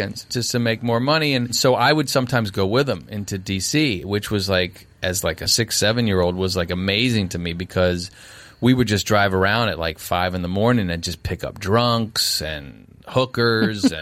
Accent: Arlington, Virginia, United States; I'm from Arlington, Virginia, right outside D.C.

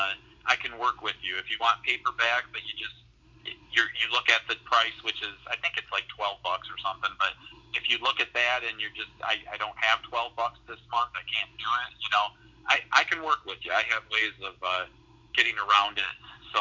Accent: Bradenton, Florida, United States; born there; My biological dad runs several successful halfway houses where I was born in Bradenton, Florida

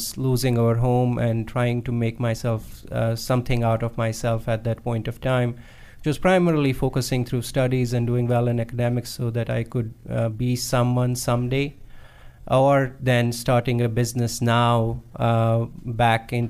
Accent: Jammu and Kashmir, India; moved away; I am from India, specifically from northern India, Kashmir.

